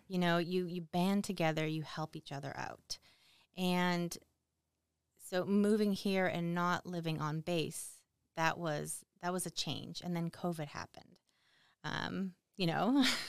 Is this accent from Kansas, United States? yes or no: no; Boston, Massachusetts, United States; moved away